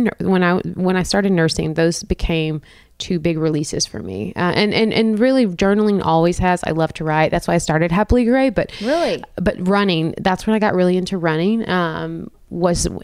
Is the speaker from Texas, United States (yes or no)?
yes; Texas, United States; moved away as an adult; also born or lived in Austin, Texas; now in Nashville, United States; I'm from Texas, small town, and I went to school UT Austin